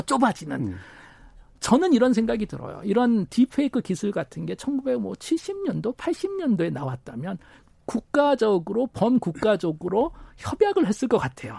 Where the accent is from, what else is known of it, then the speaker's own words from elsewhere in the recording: South Korea; moved away as an adult; 저도 해외에서 오랫동안 살다가 고향인 한국으로 오니까